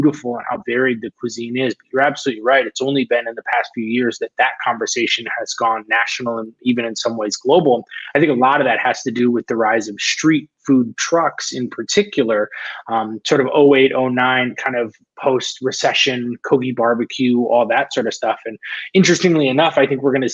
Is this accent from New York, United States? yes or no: yes; a small town in northern New York, United States; now in Los Angeles, United States; I grew up on the East Coast